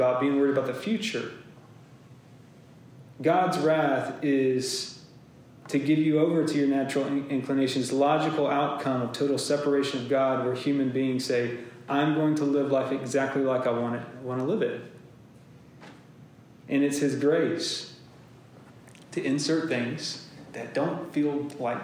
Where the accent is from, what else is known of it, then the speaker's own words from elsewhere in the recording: Lincolnton, Georgia, United States; moved away; I grew up in Lincolnton, Georgia